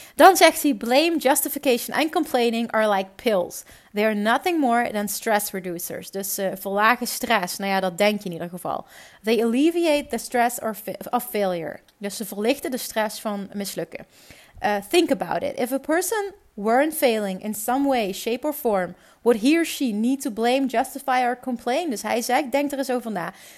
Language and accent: Dutch; Netherlands; accent: Dutch; mijn Nederlandse accent